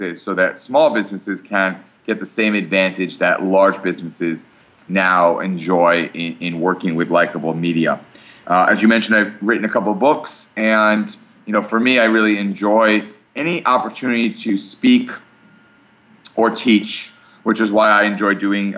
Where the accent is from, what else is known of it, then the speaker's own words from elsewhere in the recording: Brooklyn, New York, United States; now in Port Washington, United States; We live in Port Washington, New York. I grew up here in New York. I grew up in Brooklyn